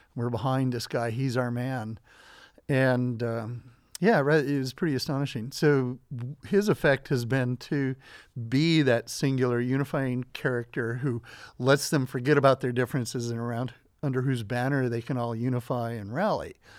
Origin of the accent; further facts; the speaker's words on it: Southern Idaho, United States; I grew up in Southern Idaho